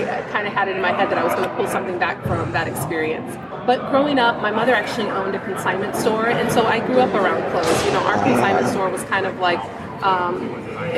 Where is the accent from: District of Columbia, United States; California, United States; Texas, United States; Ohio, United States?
California, United States; moved away as an adult; now in Michigan, United States; growing up in California